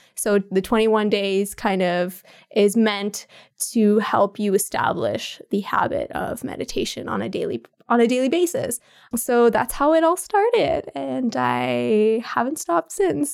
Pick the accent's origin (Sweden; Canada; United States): Canada; Ottawa, Ontario; I was born and raised in Ottawa, so, and I never left the city ever